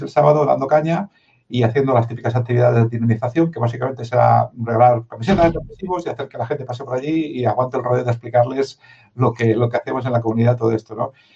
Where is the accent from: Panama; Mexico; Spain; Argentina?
Spain; Madrid, Community of Madrid; Yo tengo la mitad de sangre de Jaén, aunque no me parezca la mitad de Barcelona. Y, y nací en Madrid, para acabar de cuadrarlo todo